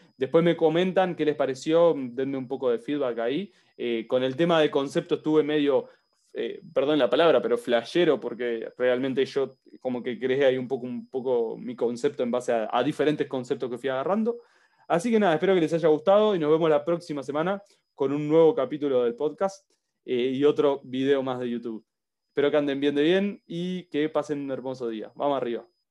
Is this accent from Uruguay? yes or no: yes; Uruguay; Yo soy de Uruguay